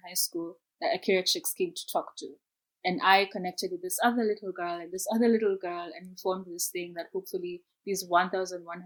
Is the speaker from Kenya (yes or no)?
yes; Kenya; moved away as an adult; I'm from Kenya